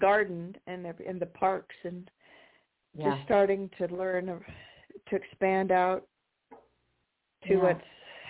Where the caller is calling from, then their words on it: United States; in Washington.